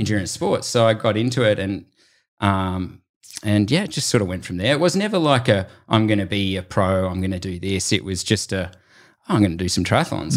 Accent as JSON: {"language": "English", "area": "Lord Howe Island", "region": "New South Wales", "country": "Australia", "tie": "born or raised there", "said": "Cam Wirth and I were both sort of growing up on Lord Howe Island"}